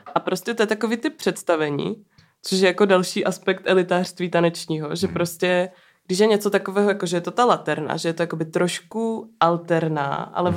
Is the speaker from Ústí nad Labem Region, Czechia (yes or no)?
no; Ostrava, Moravian-Silesian Region, Czechia; vyrostla jsem v Mariánských horách